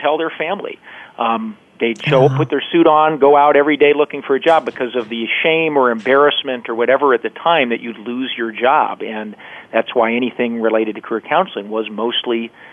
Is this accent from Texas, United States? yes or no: no; Alaska, United States; moved away as an adult; also born or lived in Seattle; I grew up in Alaska